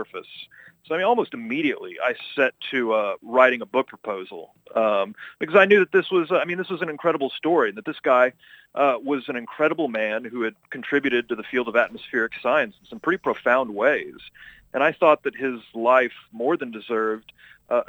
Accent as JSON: {"language": "English", "region": "Texas", "country": "United States", "tie": "born or raised there", "said": "as a Texan, I live in Tornado Alley"}